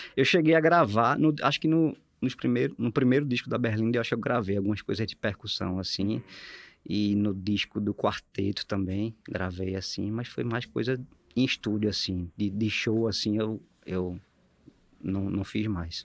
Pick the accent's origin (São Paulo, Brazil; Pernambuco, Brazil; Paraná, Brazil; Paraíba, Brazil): Pernambuco, Brazil; Olinda; nasci no Tricentenário, Olinda, pertinho do farol ali de Olinda. Nossa. E fui criado em Olinda também